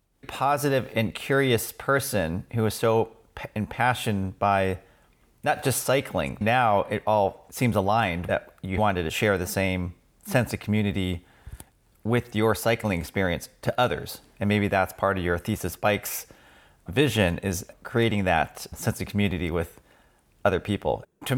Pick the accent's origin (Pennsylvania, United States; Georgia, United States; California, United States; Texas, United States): California, United States; Sunnyvale; I was born in the Bay Area, Sunnyvale, native